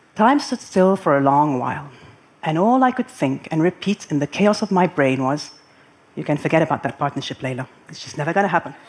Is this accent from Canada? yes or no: no; Lebanon; moved away as an adult; now in Abu Dhabi, United Arab Emirates; I had grown up in my hometown of Lebanon